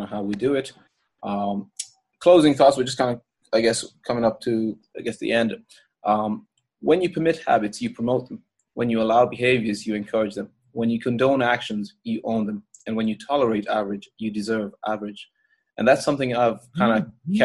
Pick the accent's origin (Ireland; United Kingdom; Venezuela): Ireland; moved away as an adult; me being Irish